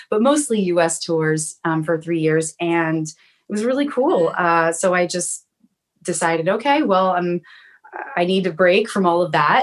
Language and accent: English; South Florida, United States; also born or lived in New York / Chicago; now in Los Angeles, United States; I'm originally from South Florida. I grew up, my parents had a horse